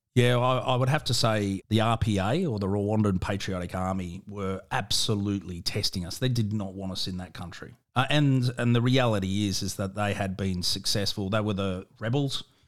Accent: South Australia, Australia; also born or lived in Victoria; although I was born in, in Victoria, I consider myself a proud South Australian and, uh, and I grew up in South Australia

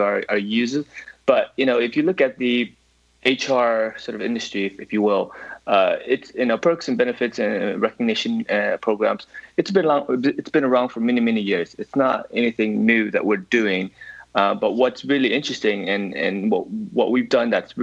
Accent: United States; accent: American; now in London, United Kingdom; I'm originally American, actually, so that hints the accent

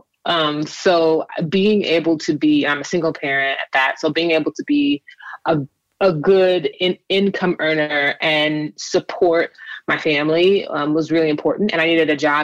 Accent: Los Angeles, California, United States; also born or lived in Inglewood, California / Kern County, California; I was born in Inglewood, and I spent some time in Central California in Kern County. And then I moved back to LA when I was a teenager and have been here ever since

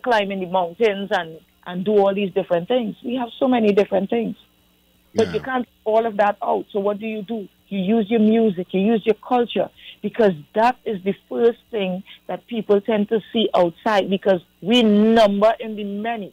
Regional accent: Trinidad & Tobago; I have to tell them where I'm from

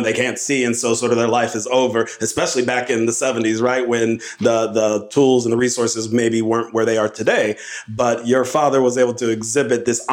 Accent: Los Angeles, California, United States; I'm from Los Angeles

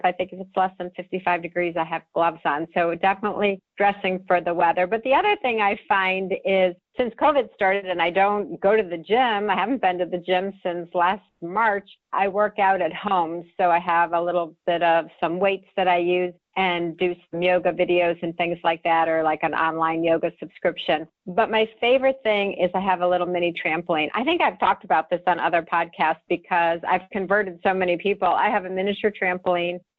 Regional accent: Ohio, United States; moved away; I was brought up in Ohio

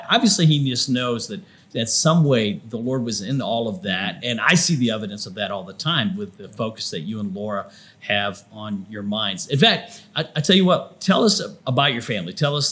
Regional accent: Flint Township, Michigan, United States; I was born in 59. I was born in Flint Township, right near McLaren Hospital for those that live locally up there.

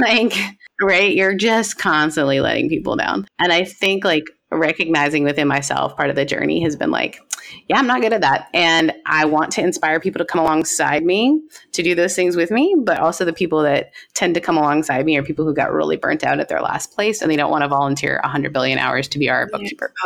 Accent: Canada; I am like Canadian to my core

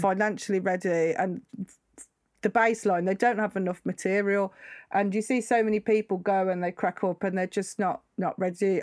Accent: United Kingdom; I'm just British.

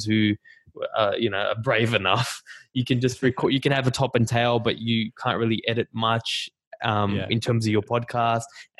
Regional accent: Australia; accent: Australian; my Australian accent

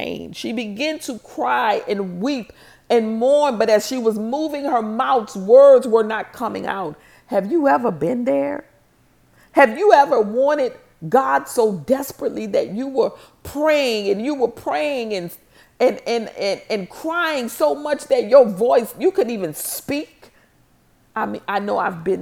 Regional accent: New Orleans, Louisiana, United States; I'm from New Orleans.

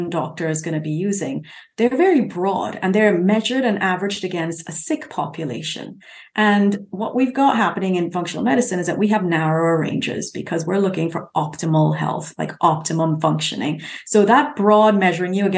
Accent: Trinidad & Tobago; also born or lived in United Kingdom; now in San Diego, United States; I lived in the UK for 20 years. I'm now in San Diego. I grew up in Trinidad

